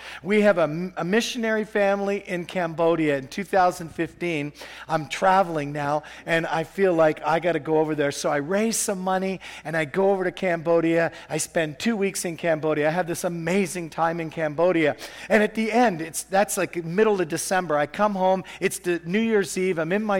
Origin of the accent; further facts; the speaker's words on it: Canada; I said, I'm a pastor from Canada. I saw this in a vision this morning.